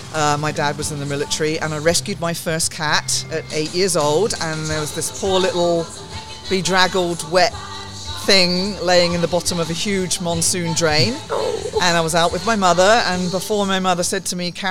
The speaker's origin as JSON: {"language": "English", "region": "South of England", "country": "United Kingdom", "moved": "yes", "lives_now": "United States", "said": "You might tell by my accent, I'm not a local, but I am from the south, but that's south of England"}